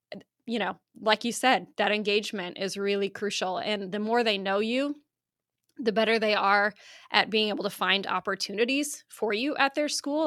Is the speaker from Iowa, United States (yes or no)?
yes; Iowa, United States; now in Oklahoma, United States; I grew up in Iowa, um, the great state of Iowa